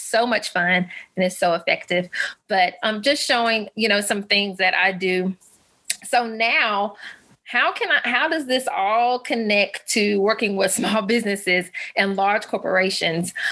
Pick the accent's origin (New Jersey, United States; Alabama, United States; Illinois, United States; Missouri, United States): Alabama, United States; I'm a Southern mama. I'm from Alabama. Um, I was actually a military brat. So we moved around a couple times, but I've stayed in the South all of my life.